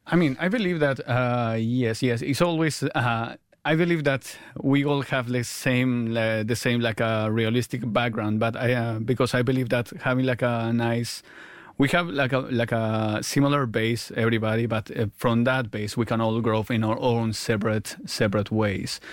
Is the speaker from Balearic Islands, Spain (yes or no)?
yes; Mallorca, Balearic Islands, Spain; born or raised there; also born or lived in Argentina / London; now in Mallorca, Spain